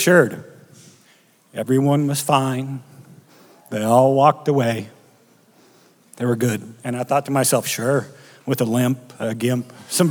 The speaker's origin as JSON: {"language": "English", "town": "O'Neill", "region": "Nebraska", "country": "United States", "tie": "born or raised there", "also_born_or_lived": "Wayne, Nebraska", "said": "I was born and raised in Nebraska in a small town called O'Neill"}